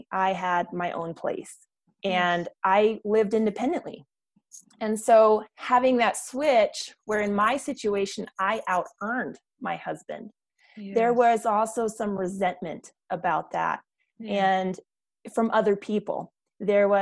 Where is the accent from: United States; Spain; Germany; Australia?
Germany; moved away; I come from Germany. I come from a military background.